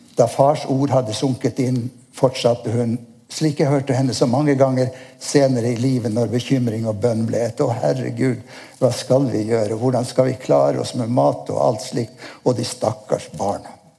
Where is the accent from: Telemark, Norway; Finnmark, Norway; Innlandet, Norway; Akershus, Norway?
Finnmark, Norway; Nordkapp; Jeg er født i Nordkapp